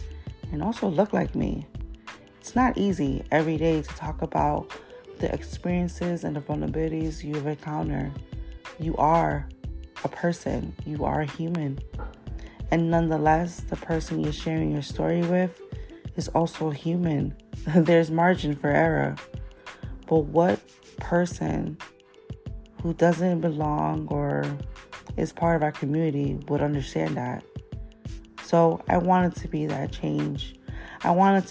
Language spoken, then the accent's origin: English; New York City, New York, United States; Growing up in the Bronx